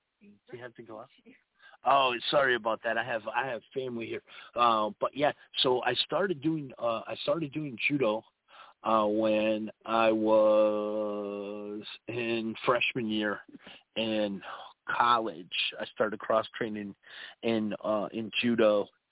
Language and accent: English; Norwalk, Connecticut, United States; born or raised there; moved away